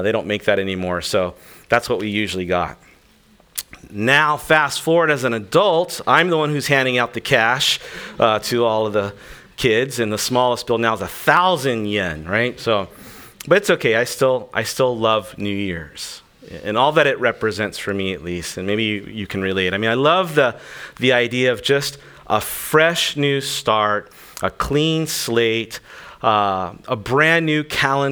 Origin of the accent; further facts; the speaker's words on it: Okinawa, Japan; I grew up here in Okinawa. My mom was Okinawan